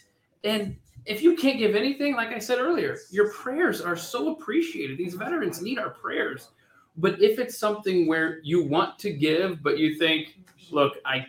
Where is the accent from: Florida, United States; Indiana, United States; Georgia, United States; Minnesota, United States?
Georgia, United States; Marietta; That's my hometown.